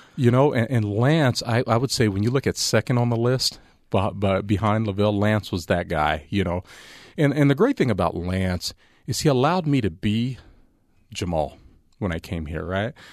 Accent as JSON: {"language": "English", "town": "Las Vegas", "region": "Nevada", "country": "United States", "tie": "born or raised there", "also_born_or_lived": "Altus, Oklahoma", "said": "I've grown up, you know, uh, living in Vegas. So I, I'm a Vegas guy."}